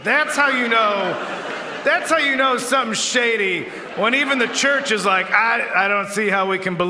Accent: Addison, Illinois, United States; born or raised there

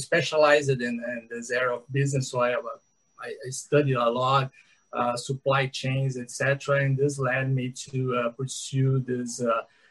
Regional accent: São Paulo, Brazil; I'm here in São Paulo. I grew up here. I'm a person from São Paulo

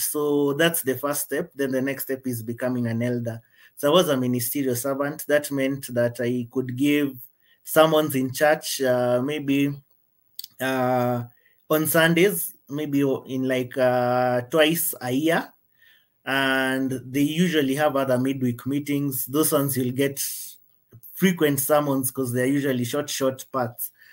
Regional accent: Kenya; I'm from Kenya

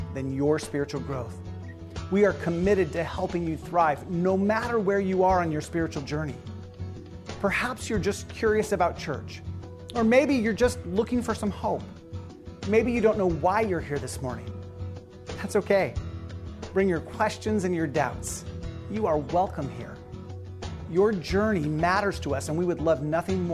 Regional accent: eastern Oregon, United States; moved away as an adult; also born or lived in John Day, Oregon; now in Willamette Valley, United States; I was born in John Day over in Grant County in eastern Oregon, and I grew up all over the eastern part of the state.

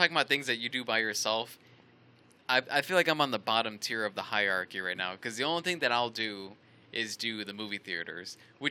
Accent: Washington, District of Columbia, United States; I'm from out of D.C.

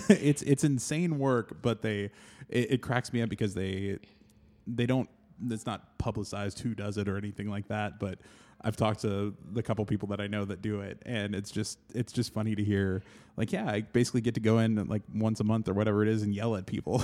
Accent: Oklahoma, United States; I grew up in Oklahoma

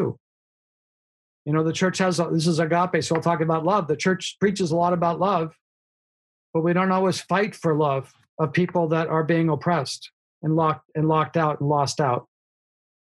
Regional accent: United States

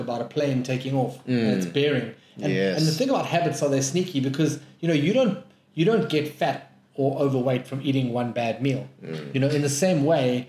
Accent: Johannesburg, Gauteng, South Africa; I come from Joburg

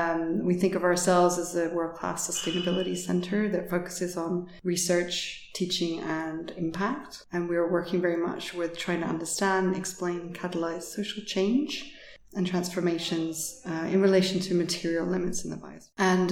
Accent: United States; born there; also born or lived in United Kingdom; So I was actually born in the States. We moved around quite a bit, and I ended up in the UK for my undergraduate studies at the University of East Anglia

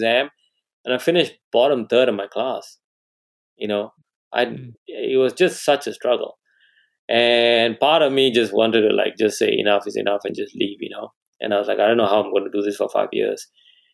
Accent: Malaysia; moved away as an adult; also born or lived in England; I come from Malaysia.

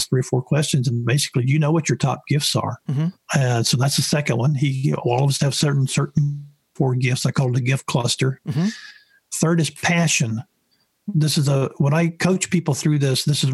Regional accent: the South, United States; I grew up in the South

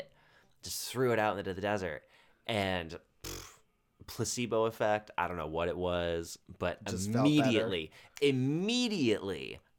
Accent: Southwest, United States; I'm from the Southwest, where there's a lot of desert.

